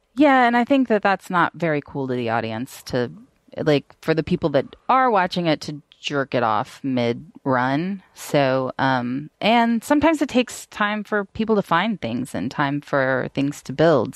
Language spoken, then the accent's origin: English; Atlanta, Georgia, United States; I'm from Atlanta, but I, um, my family is pretty, pretty Southern.